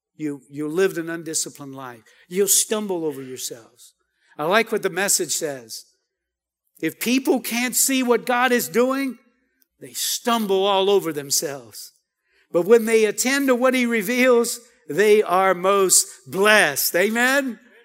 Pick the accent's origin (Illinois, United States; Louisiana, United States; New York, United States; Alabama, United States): Louisiana, United States; Cajun; I'm Cajun.